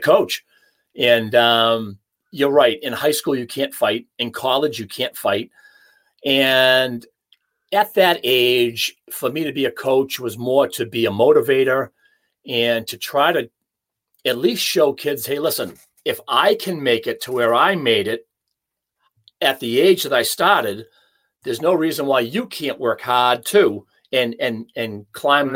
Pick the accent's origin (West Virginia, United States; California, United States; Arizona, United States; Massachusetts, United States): Massachusetts, United States; Hanover; my hometown in Hanover